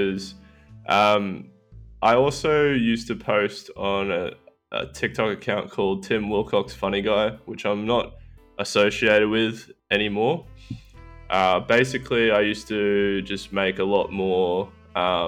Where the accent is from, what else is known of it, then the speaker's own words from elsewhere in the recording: Australia; that's just Australian. That's just how it goes down here.